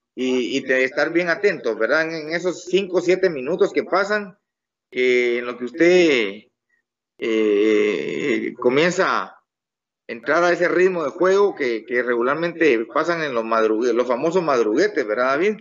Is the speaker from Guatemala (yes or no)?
yes; Guatemala; soy guatemalteco con todo orgullo